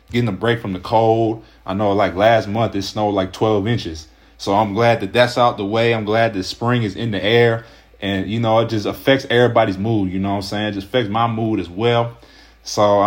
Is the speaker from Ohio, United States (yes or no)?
yes; Ohio, United States; I'm from Ohio